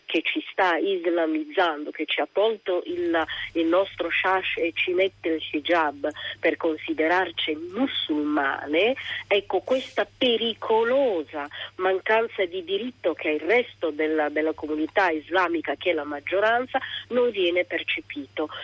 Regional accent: Somalia; now in Milan, Italy; nel mio paese utilizzo un copricapo che si chiama shash, che è un copricapo bellissimo, coloratissimo, eh, tipicamente somalo

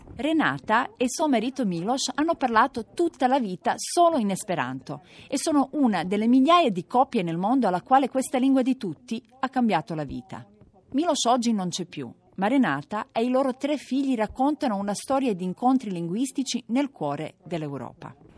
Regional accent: Serbia; vengo dalla Serbia

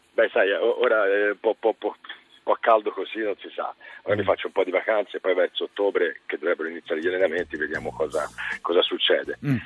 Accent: Livorno, Tuscany, Italy; io sono di Livorno

